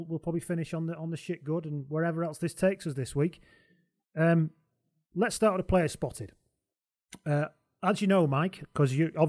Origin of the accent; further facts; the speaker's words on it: Lancashire, North West England, United Kingdom; moved away; because I'm from Lancashire, as you can tell originally by my voice